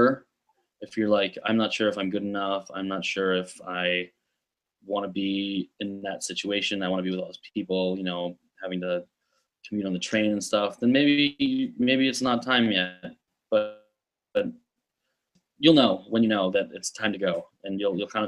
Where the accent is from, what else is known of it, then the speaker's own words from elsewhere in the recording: Grosse Pointe, Michigan, United States; moved away as an adult; now in New York City, United States; I grew up in Grosse Pointe. It's a suburb just north of Detroit.